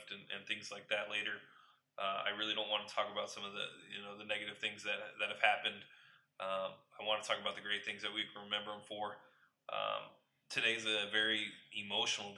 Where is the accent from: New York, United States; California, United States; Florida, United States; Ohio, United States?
California, United States; Los Angeles; moved away as an adult; now in Houston, United States; grew up in L.A.